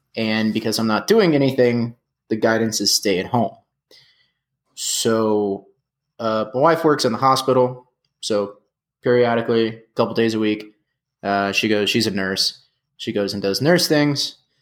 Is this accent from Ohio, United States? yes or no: no; San Antonio, Texas, United States; we're from San Antonio